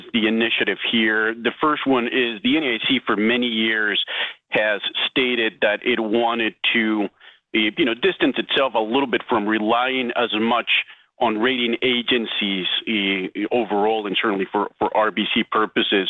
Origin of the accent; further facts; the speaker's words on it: Quito, Pichincha, Ecuador; my hometown is Quito, Ecuador.